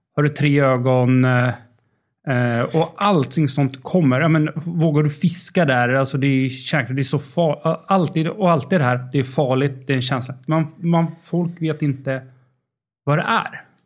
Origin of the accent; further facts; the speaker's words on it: Uppsala, Uppsala County, Sweden; moved away as an adult; also born or lived in Linköping / Netherlands; jag kommer från Uppsala